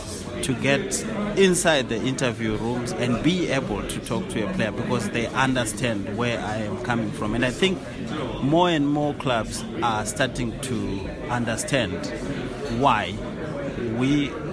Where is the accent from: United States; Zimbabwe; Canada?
Zimbabwe; moved away as an adult; now in England; I started my journalism career in Zimbabwe. I'm from Zimbabwe. That's where I started, and I was a political reporter back home.